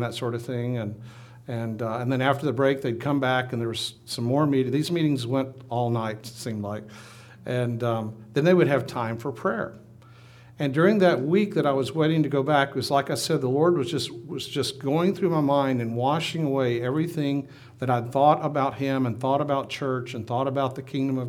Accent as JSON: {"language": "English", "town": "Minden", "region": "Louisiana", "country": "United States", "tie": "born or raised there", "said": "grew up in Minden, Louisiana"}